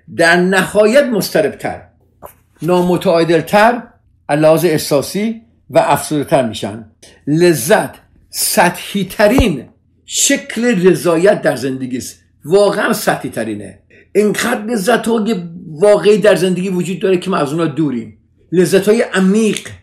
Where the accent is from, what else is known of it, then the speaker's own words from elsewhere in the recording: Iran; now in United States; ما همه ایرانی هستیم